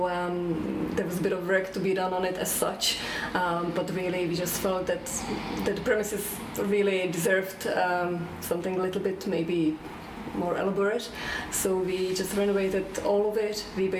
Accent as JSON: {"language": "English", "country": "Czechia", "moved": "as an adult", "lives_now": "Ireland", "said": "I'm originally from Czech Republic. I came to Ireland about 15 years ago"}